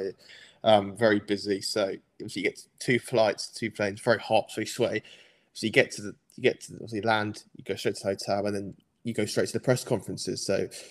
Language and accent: English; England, United Kingdom; I'm English